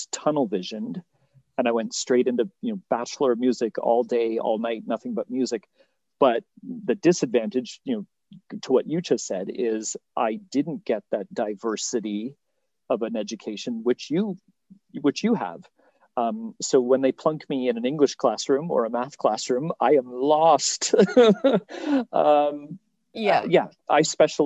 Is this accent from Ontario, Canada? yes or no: yes; Eastern Ontario, Canada; I was from Eastern Ontario, where it's all band